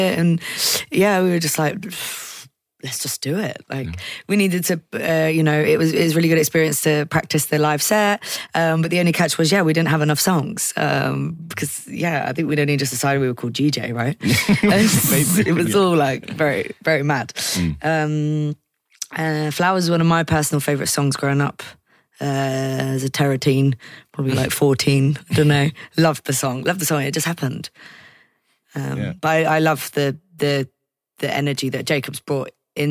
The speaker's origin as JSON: {"language": "English", "town": "Gastard", "region": "South West England", "country": "United Kingdom", "tie": "born or raised there", "said": "I grew up in a village called Gastard, which has no gas."}